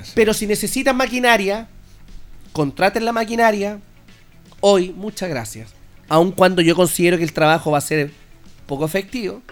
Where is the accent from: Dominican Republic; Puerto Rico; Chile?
Chile; Linares, Maule; somos especiales los chilenos, los linarenses